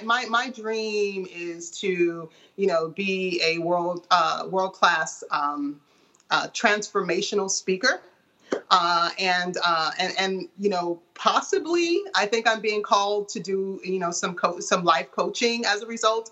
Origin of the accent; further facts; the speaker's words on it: Portland, United States; moved away; Portland is my hometown